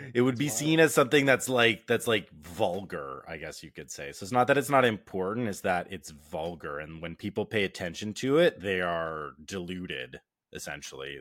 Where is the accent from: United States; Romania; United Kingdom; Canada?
Canada; being Canadian